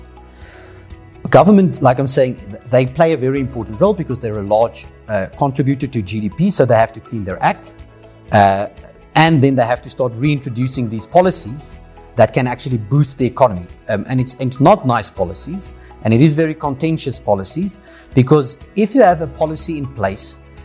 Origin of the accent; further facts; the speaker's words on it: South Africa; as investors in South Africa, as South African residents